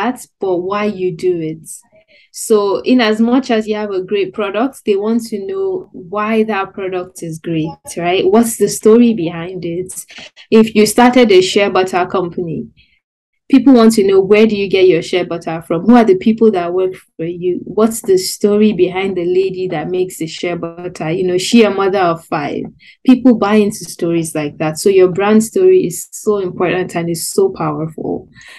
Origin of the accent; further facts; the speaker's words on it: Nigeria; I'm also a young Nigerian